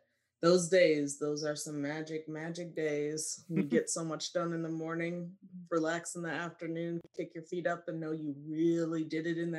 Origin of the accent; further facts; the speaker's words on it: Iowa, United States; moved away; I'm from Iowa.